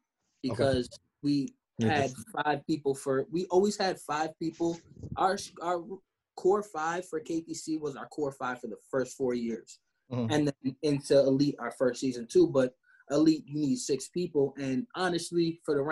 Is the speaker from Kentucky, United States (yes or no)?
no; New York, United States; We're also all from New York